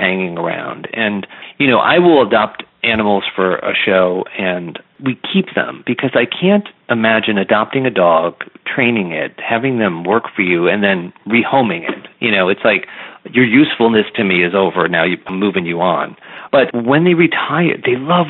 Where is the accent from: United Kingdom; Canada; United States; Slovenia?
United States; East Coast; I'm from the East Coast